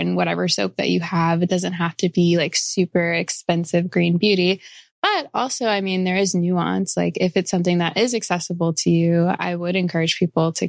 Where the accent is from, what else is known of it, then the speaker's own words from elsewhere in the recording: Florissant, Missouri, United States; I grew up in Florissant, which is right by Hazelwood